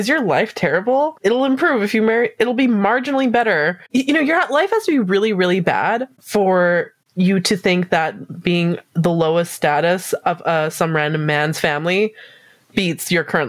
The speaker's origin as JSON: {"language": "English", "country": "Canada", "said": "ignorant Canadian."}